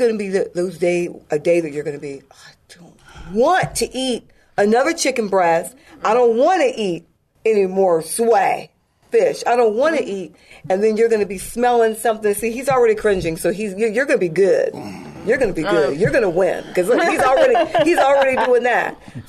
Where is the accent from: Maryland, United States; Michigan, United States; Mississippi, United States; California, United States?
Maryland, United States; Glen Burnie; also born or lived in England / Crete / Turkey; My dad was retired Air Force, and then we went back to Maryland. I grew up, my dad was stationed in Fort Meade, Maryland, so we lived in Glen Burnie area